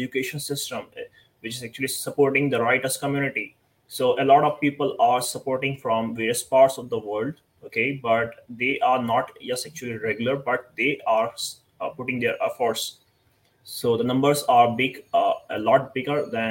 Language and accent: English; India; I'm from India